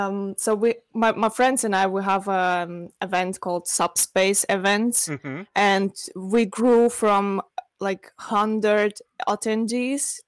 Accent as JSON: {"language": "English", "country": "Russia", "second_language": "English", "moved": "yes", "lives_now": "Switzerland", "said": "So I'm living in Switzerland, but originally I'm from Russia."}